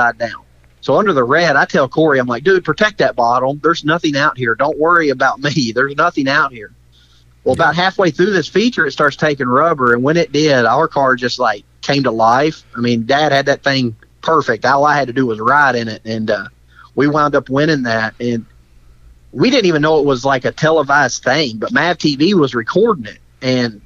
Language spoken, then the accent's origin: English; Kentucky, United States; we're hill jacks from Kentucky